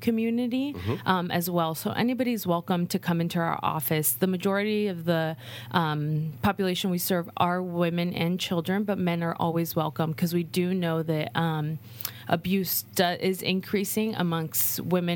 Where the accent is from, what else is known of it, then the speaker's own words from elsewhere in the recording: Napa, California, United States; I was born and raised here in Napa